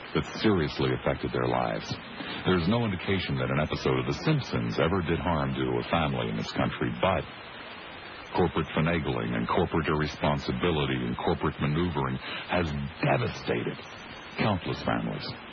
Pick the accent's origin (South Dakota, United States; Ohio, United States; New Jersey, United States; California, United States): New Jersey, United States; Collingswood; growing up in Collingswood, New Jersey